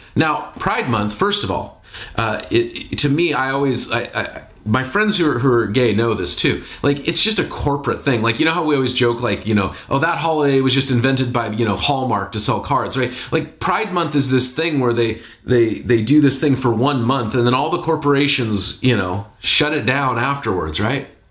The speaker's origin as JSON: {"language": "English", "town": "Seattle", "region": "Washington", "country": "United States", "tie": "born or raised there", "also_born_or_lived": "Bay Area, California", "moved": "yes", "lives_now": "Portland, United States", "said": "growing up in Seattle, living in the Bay Area, here in Portland"}